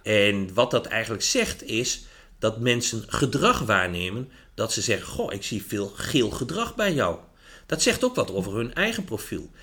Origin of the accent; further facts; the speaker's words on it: Achterhoek, Gelderland, Netherlands; moved away as an adult; now in Winterswijk, Netherlands; Ik kom eh, uit de Achterhoek.